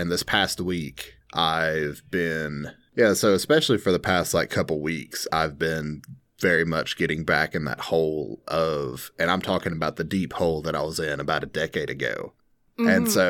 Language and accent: English; Tennessee, United States; Well, I feel like I grew up in Bradley County. There's a high school here called Bradley High School, which I didn't go to, by the way.